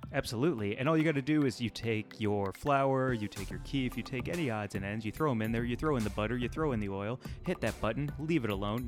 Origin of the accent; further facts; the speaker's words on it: Midwest, United States; I grew up in the Midwest